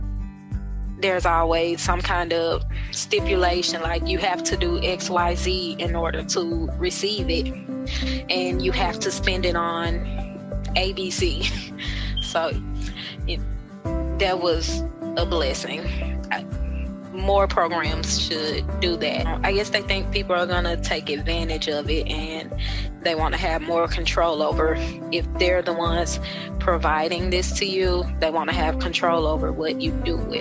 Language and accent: English; Jackson, Mississippi, United States; I'm from Jackson, Mississippi.